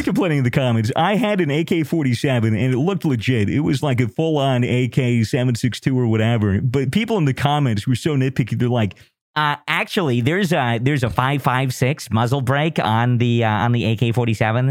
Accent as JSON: {"language": "English", "country": "United States", "said": "I'm American"}